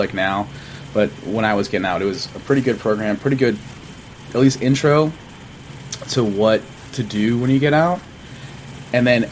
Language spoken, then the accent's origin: English; Massachusetts, United States; moved away as an adult; I'm from Massachusetts originally